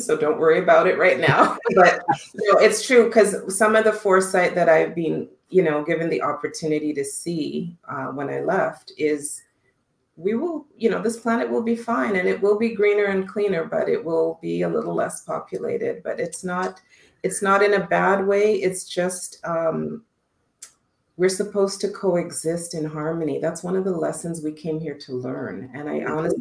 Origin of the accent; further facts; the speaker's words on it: Canada; also born or lived in Costa Rica; I'm a Canadian gal, eh?